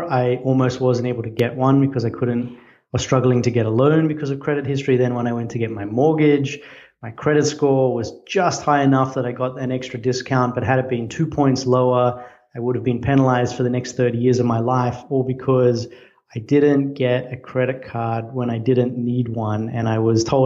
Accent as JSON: {"language": "English", "country": "Australia", "moved": "as an adult", "lives_now": "United States", "said": "I'm Australian."}